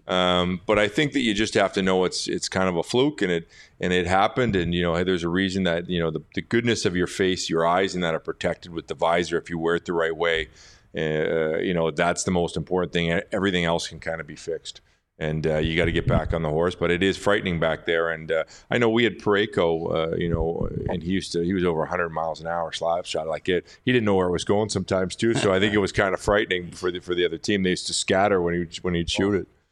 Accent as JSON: {"language": "English", "town": "Richmond Hill", "region": "Ontario", "country": "Canada", "tie": "born or raised there", "moved": "yes", "said": "I grew up in Richmond Hill."}